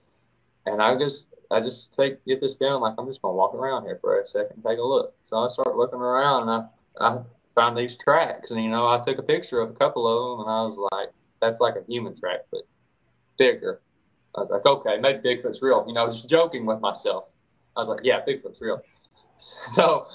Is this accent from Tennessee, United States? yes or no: yes; East Tennessee, United States; I'm from East Tennessee, born and raised.